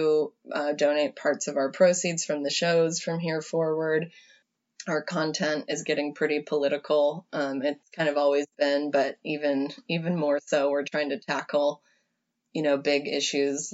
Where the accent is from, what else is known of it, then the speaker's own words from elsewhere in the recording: Iowa, United States; Steve King is the congressman from my hometown